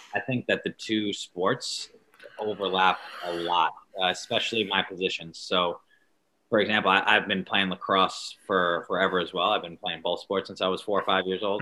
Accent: Long Island, New York, United States; I was from Long Island, which isn't a, a, big football area

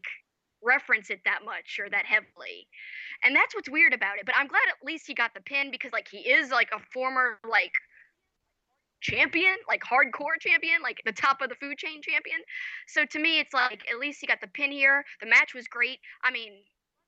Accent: United States; As an American

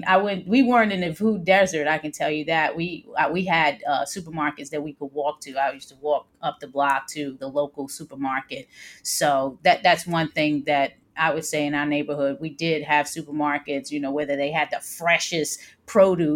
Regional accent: New York City, New York, United States; also born or lived in New Jersey; now in Maryland, United States; I grew up in the New York City housing project in the South Bronx

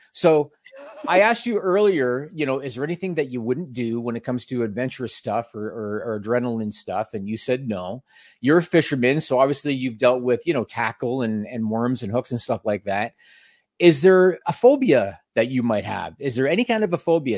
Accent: Canada; we're both Canadian.

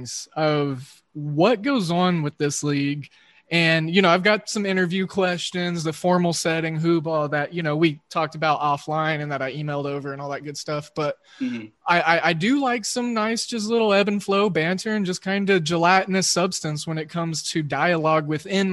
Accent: Oklahoma, United States; I'm a Midwesternite, and I grew up in Oklahoma

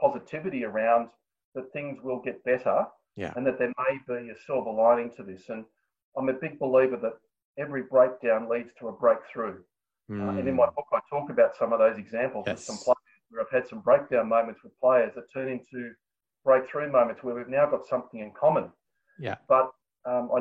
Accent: New South Wales, Australia; in New South Wales, which is my home state

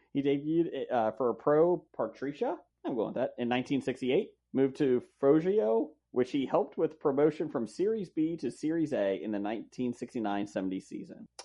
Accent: Cincinnati, Ohio, United States; I'm, I'm Cincinnati. I'm a Reds fan

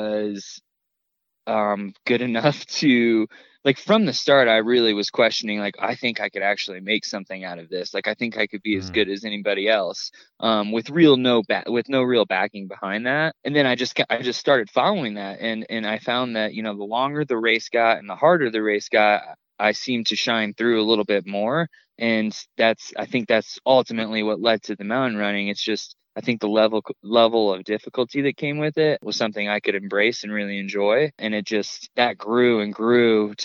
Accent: Indiana, United States; moved away; I grew up in Indiana and spent all my summers in North Carolina with my grandparents

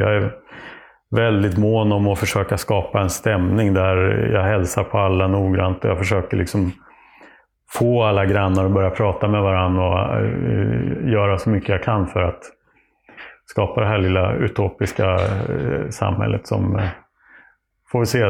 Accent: Oxelösund, Södermanland, Sweden; also born or lived in Nyköping / Trosa; vi hade någon trädkoja i Oxelösund där jag växte upp

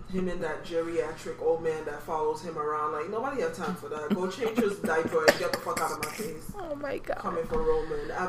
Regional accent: Jamaica; I'm Jamaican, so duppy means ghost.

